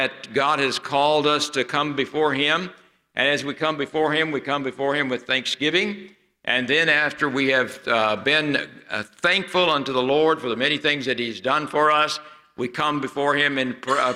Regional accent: near Branson, the Ozarks, Missouri, United States; moved away; where I grew up near Branson

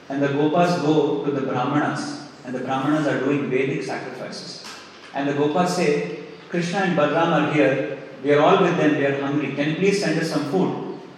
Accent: Australia; As an Australian, I have a different dharma.

